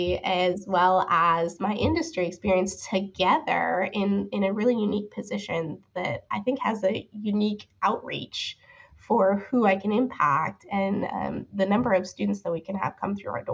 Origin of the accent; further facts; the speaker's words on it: Rochester, Minnesota, United States; now in Kansas, United States; So I grew up in Rochester, Minnesota, which is in the southeast corner of the state.